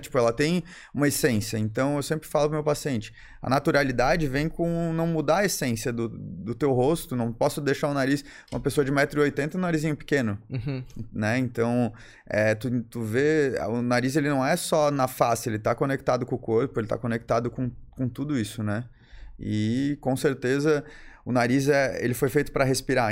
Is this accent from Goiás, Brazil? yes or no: no; Florianópolis, Santa Catarina, Brazil; also born or lived in Bom Retiro / São Paulo; Eu sou, nasci em Florianópolis, né? É, morei em Bom Retiro bastante tempo, foram quase 10 anos. Depois eu voltei para Florianópolis.